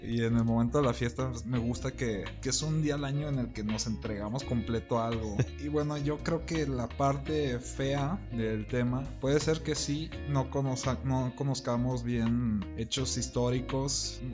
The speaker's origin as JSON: {"language": "Spanish", "region": "central Mexico", "country": "Mexico", "said": "nosotros del centro"}